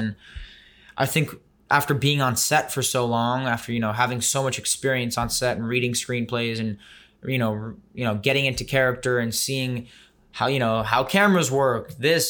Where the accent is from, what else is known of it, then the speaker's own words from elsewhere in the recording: Tel Aviv, Tel Aviv District, Israel; moved away; also born or lived in New York City, United States; I was born in the city. Then at 3 years old, we moved to Tel Aviv.